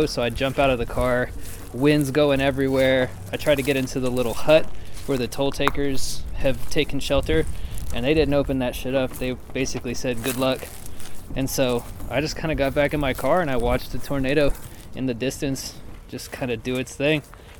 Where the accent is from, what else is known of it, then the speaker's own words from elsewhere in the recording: United States; moved away; also born or lived in Kentucky / Oklahoma; growing up, I lived in Kentucky and Oklahoma, and so we would get tornadoes all the time.